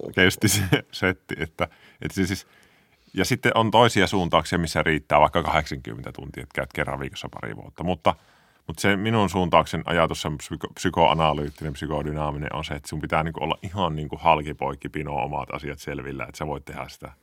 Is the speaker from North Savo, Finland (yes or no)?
yes; Kuopio, North Savo, Finland; mä oon kasvanut Kuopiossa Petosella